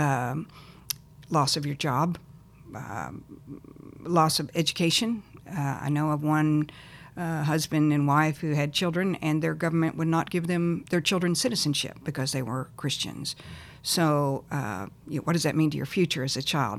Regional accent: Texas, United States; also born or lived in Lubbock, Texas / El Paso, Texas / Plano, Texas; I was born in Texas, Lubbock, uh, lived in El Paso and then in Plano, Texas.

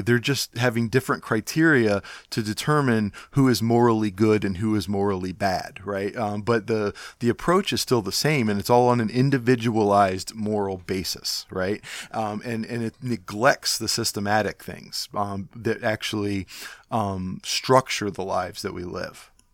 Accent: Cleveland, Ohio, United States; I'm from Cleveland

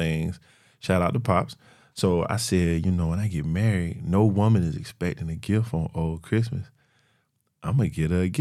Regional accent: Florence, South Carolina, United States; also born or lived in Columbia, South Carolina; I'm from Florence. Born and raised

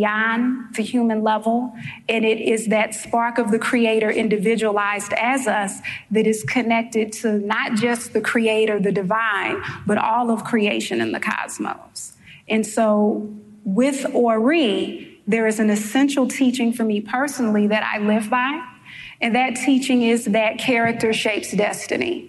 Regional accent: St. Louis, Missouri, United States; now in New York, United States; If you hear an accent for the New Yorkers in the room, it's because I am from St. Louis, Missouri, originally. And the accent did not leave, it stayed

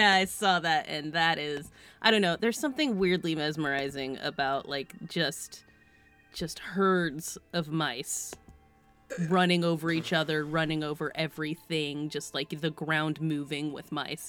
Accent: California, United States; I'm from California

